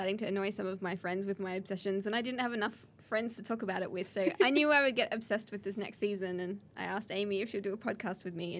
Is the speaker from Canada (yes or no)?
no; Australia; we're Australian